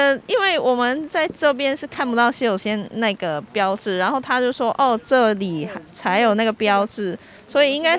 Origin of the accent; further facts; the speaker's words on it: Hong Kong; 我们从香港来的